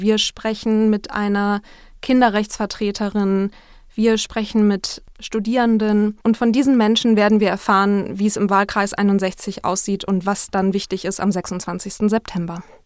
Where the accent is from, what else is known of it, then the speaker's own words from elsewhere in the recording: Northern Germany, Germany; Ich bin ja Norddeutsche